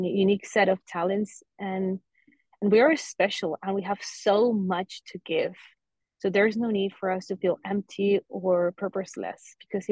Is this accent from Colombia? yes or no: yes; Colombia; now in Fort Lauderdale, United States; I'm originally from Colombia, and I'm currently living in South Florida, in Fort Lauderdale.